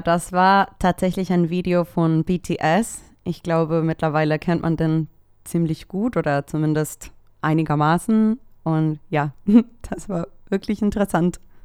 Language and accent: German; El Salvador; now in Germany; Ich komme ursprünglich aus El Salvador, aber ich wohne seit zehn Jahren hier in Deutschland